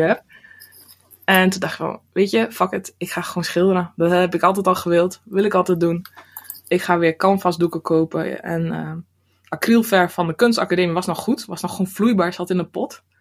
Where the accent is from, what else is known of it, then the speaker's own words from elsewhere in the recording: Drenthe, Netherlands; moved away as an adult; also born or lived in Rotterdam; now in near Rotterdam, Netherlands; ik ben geboren en getogen in Drenthe